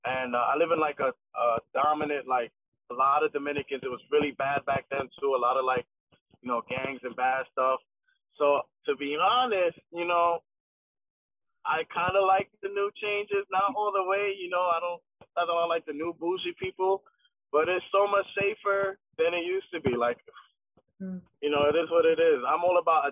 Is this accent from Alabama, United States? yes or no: no; New York City, New York, United States; In Williamsburg. Okay. My whole life.